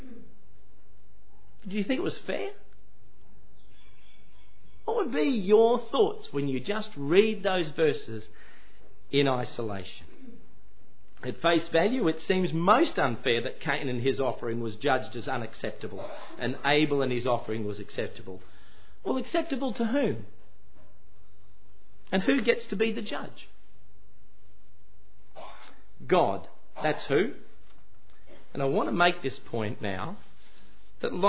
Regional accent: Queensland, Australia; I was born in Queensland

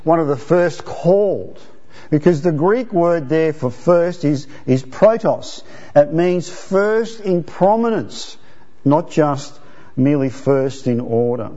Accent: Italy; moved away; I was born in Italy

